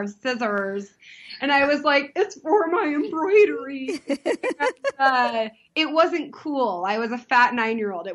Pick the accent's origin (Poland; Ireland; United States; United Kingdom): United States; San Diego, California; I grew up in Southern California